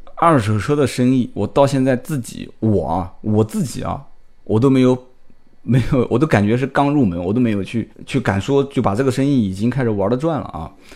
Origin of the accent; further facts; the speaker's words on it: Nanjing, Jiangsu, China; 我们南京话讲就把你当凯子啊